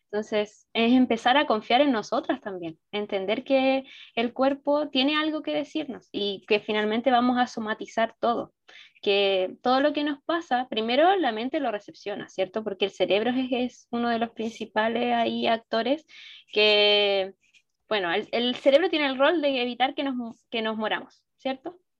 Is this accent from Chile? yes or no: yes; Chile; yo soy de Chile